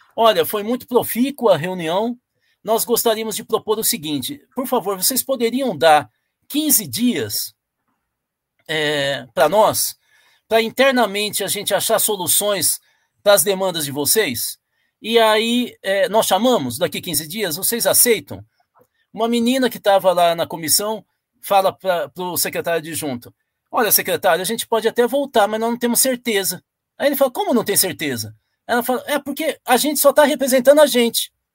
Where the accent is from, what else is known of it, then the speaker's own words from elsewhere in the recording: Tupã, São Paulo, Brazil; A região onde eu nasci, que é a região de Tupã, Marília, essa região aí